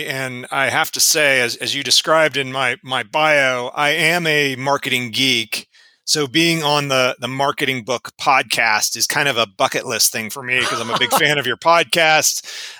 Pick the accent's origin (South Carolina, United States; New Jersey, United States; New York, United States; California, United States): New Jersey, United States; Cherry Hill; But always I tell someone I'm from Philadelphia and they said, oh, Philly, what part? And I have to say, well, Southern New Jersey.